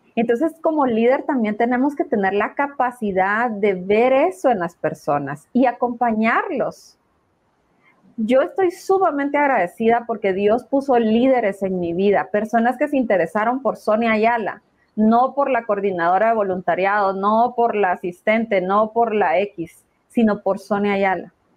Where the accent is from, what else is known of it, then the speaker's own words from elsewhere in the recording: Guatemala; como guatemaltecos